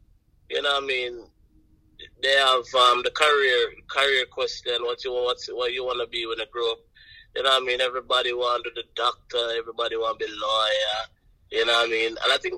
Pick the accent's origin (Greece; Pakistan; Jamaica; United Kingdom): Jamaica; Buff Bay, Portland; Buff Bay is a little town inside the parish of Portland. You know what I mean? You know, Portland is on the east side of Jamaica, so you know, we're all up on the countryside, right?